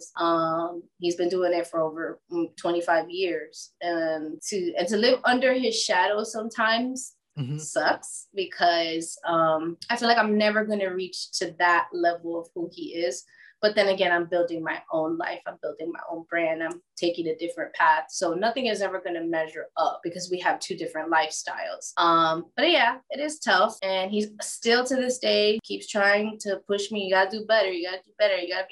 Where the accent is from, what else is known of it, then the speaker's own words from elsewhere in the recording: South Florida, United States; also born or lived in New Jersey; now in Wesley Chapel, United States; I've been raised in South Florida my whole life